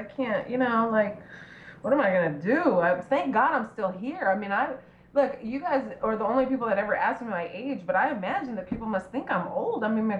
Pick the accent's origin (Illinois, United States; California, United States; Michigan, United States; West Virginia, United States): California, United States; Los Angeles; growing up in Hollywood as a little kid, at the beach as a little kid